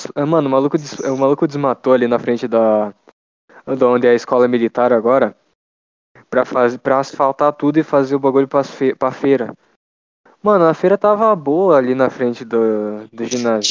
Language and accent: Portuguese; Brazil; a gente é brasileiro